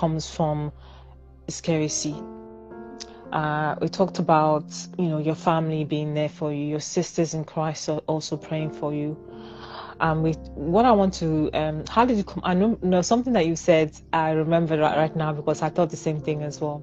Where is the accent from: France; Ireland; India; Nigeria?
Nigeria; I'm a Nigerian